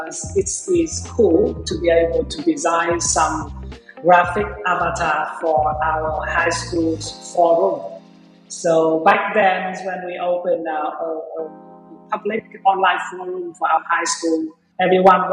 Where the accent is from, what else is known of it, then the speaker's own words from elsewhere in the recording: Vietnam; I was born and raised in Vietnam